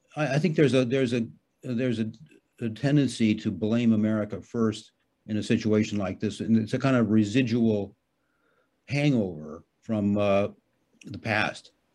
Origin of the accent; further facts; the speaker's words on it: United States; now in Hamburg, Germany; I'm an American citizen and I, you know, for me, Germany is sort of a pit stop.